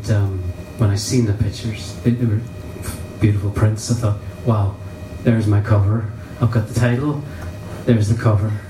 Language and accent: English; Ireland; So yes, it's, it's yes me just saying I'm Irish. I'm proud of it.